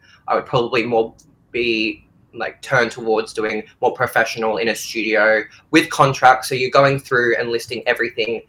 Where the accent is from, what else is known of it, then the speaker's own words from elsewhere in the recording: Australia; I'm Australian